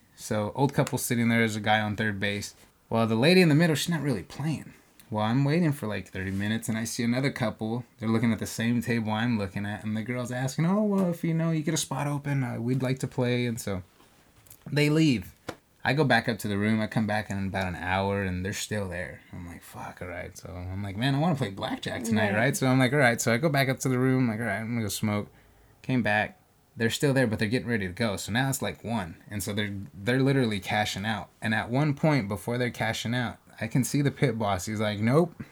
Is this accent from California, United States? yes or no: yes; California, United States; I'm a chef from California